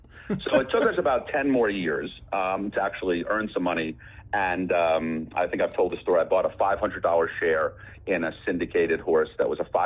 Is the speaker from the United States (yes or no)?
yes; Boston, Massachusetts, United States; also born or lived in New York; now in California, United States; I grew up in Boston